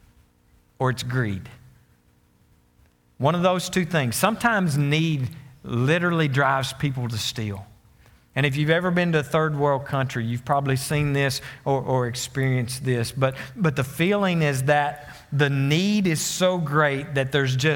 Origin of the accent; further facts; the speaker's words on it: Conway, Arkansas, United States; moved away as an adult; now in Greenbrier, United States; I was from Conway.